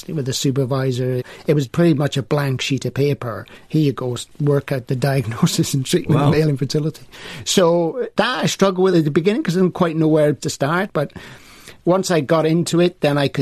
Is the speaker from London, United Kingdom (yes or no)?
no; Welshpool, Wales, United Kingdom; also born or lived in Swansea; my hometown and village of Welshpool.